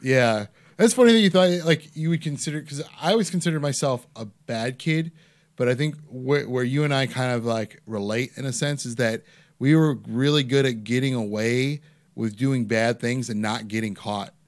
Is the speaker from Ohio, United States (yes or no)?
yes; Parma, Ohio, United States; I grew up in Parma